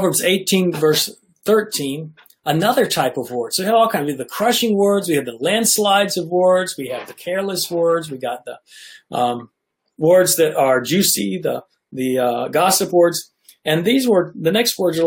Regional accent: Nashville, Tennessee, United States; I grew up in Nashville, Tennessee

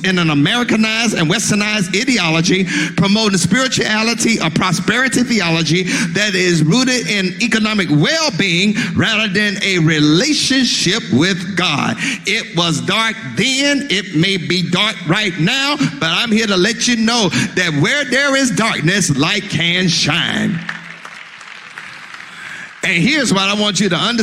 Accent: Mississippi, United States; I'm from Mississippi

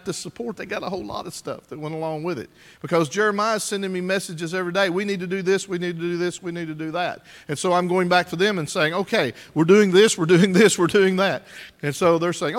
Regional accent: United States; as an American

